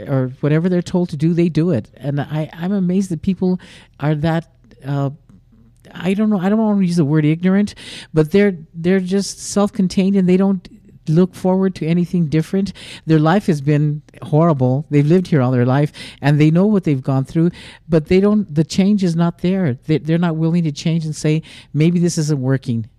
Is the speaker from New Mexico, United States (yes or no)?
yes; New Mexico, United States; I grew up in New Mexico all my life